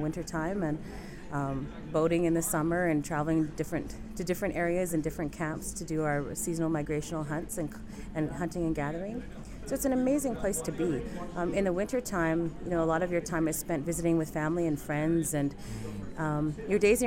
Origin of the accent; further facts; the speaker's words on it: Inuvik, Northwest Territories, Canada; I'm from Inuvik Northwest Territories